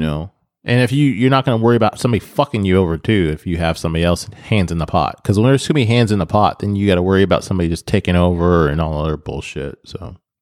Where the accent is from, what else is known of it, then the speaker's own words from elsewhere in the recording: Nebraska, United States; moved away; growing up in Nebraska